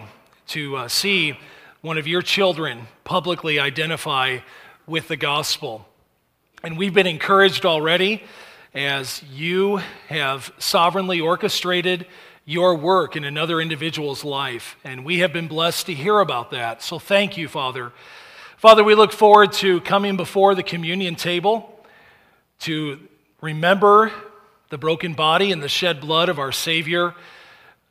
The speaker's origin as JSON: {"language": "English", "country": "United States", "said": "as Americans"}